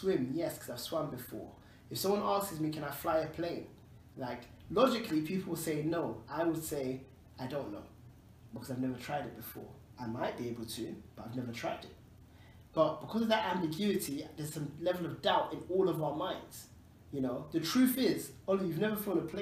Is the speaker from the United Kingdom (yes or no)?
yes; London, United Kingdom; I grew up in Tottenham